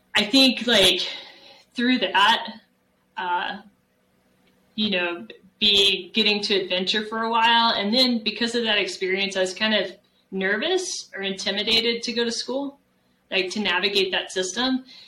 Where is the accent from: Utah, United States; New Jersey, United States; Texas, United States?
Texas, United States; San Antonio; moved away as an adult; also born or lived in Mammoth Lakes, California / Arizona; I grew up in San Antonio, Texas